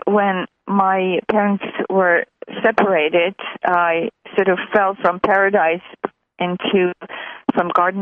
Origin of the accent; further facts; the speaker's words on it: Armenia; moved away as an adult; also born or lived in Montreal, Canada; I was born in what was then USSR. So I was born in Armenia, which was part of the USSR. So in 76, I moved to Canada, to Montreal.